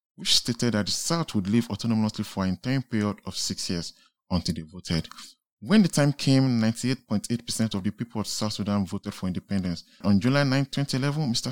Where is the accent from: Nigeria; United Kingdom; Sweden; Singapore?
Nigeria; now in Israel; I'm from Nigeria.